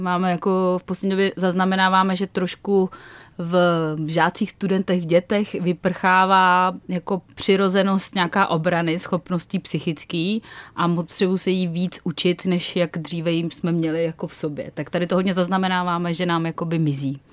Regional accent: Czechia

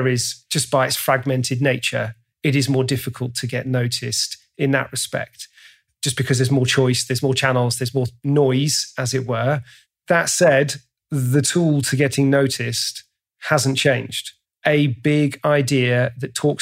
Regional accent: England, United Kingdom; I'm English

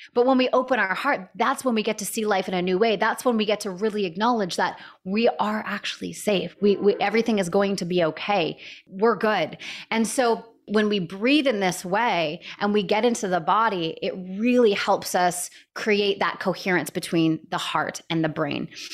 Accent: Canada; now in San Diego, United States; I was living in Canada at the time. I'm Canadian.

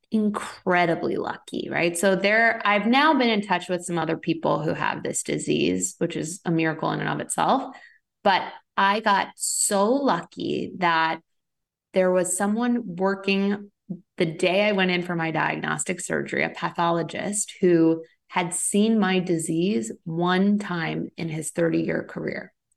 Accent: Rhode Island, United States; also born or lived in Boston / San Francisco; now in Los Angeles, United States; I'm originally an East Coaster, though, so I'm from Rhode Island, lived in Boston for ten years

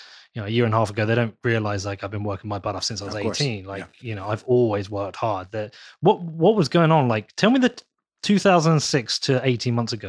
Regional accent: Reading, South East England, United Kingdom; born there; I was born in Reading, though, so Oxford is my rival town.

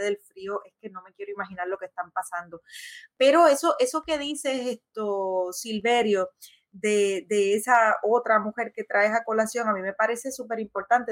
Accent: Puerto Rico

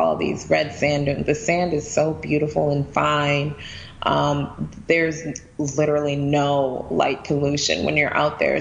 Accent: United States; I was born in the U.S.

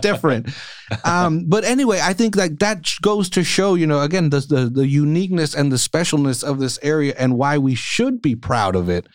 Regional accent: California, United States; we're from California

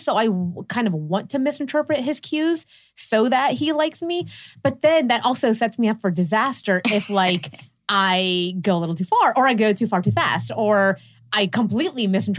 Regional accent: Pittsburgh, Pennsylvania, United States; also born or lived in New York; now in Los Angeles, United States; So I moved here from New York. I mean, I'm originally from Pittsburgh, but I spent a lot of my life in New York.

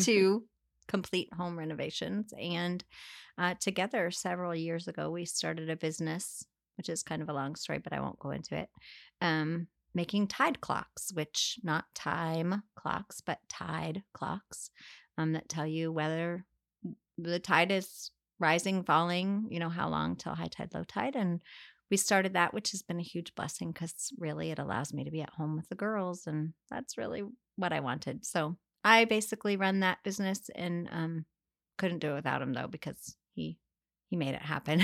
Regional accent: Northern Virginia, United States; moved away as an adult; also born or lived in Rolla, Missouri / Chicago / Connecticut; now in Wilmington, United States; then we moved to Northern Virginia. Um, and I pretty much grew up there all the way through

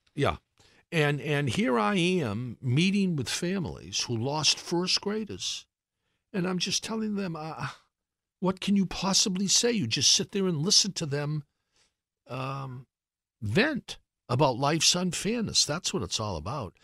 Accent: Brockton, Massachusetts, United States; moved away; also born or lived in Washington; I grew up in Brockton

